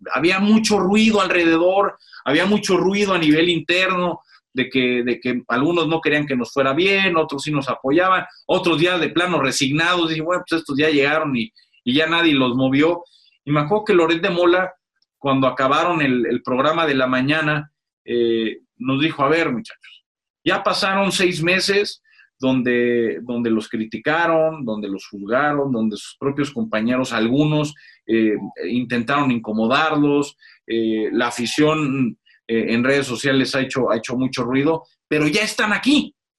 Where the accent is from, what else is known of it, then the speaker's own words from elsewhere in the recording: Mexico; Aquí sí somos más mexicanos que el nopal